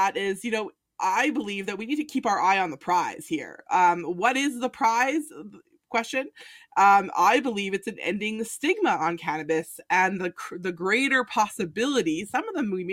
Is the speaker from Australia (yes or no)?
no; Canada; We're Canadians.